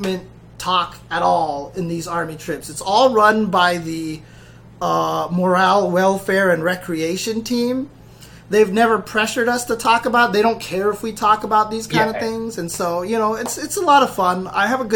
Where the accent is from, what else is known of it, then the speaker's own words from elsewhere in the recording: United States; we're from America